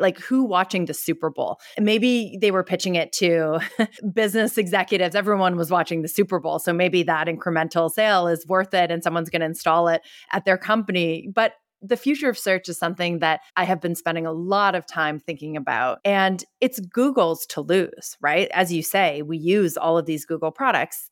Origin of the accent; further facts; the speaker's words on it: Canada; now in San Francisco, United States; I'm not even American, I'm Canadian.